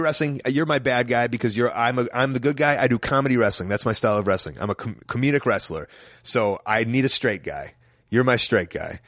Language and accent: English; Chicago, Illinois, United States; I'm from Chicago